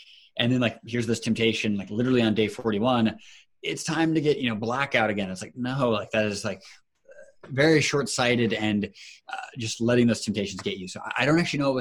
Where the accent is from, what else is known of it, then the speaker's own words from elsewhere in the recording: Seattle, Washington, United States; moved away as an adult; also born or lived in Chicago / Cambridge; my hometown of Seattle